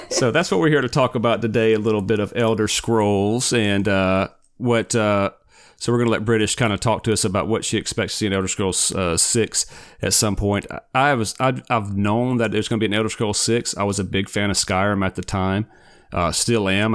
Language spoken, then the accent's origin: English; Forest, Mississippi, United States; now in Florida, United States; I'm from Forrest. So we, we both grew up in Forrest